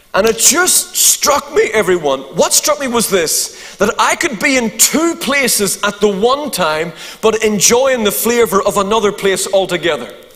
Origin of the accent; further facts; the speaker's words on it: Eglinton, Northern Ireland, United Kingdom; also born or lived in Ballynahinch, County Down; I'm from Eglinton.